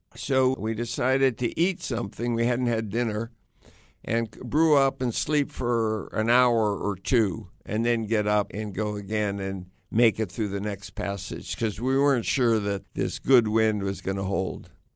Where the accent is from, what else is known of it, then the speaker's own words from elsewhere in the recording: United States; I grew up in the United States